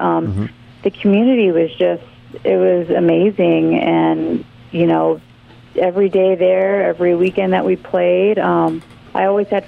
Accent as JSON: {"language": "English", "town": "Wildomar", "region": "California", "country": "United States", "also_born_or_lived": "Hattiesburg, Mississippi / Hawaii", "moved": "as an adult", "said": "It was about an hour north of San Diego, from a little town called Wildomar"}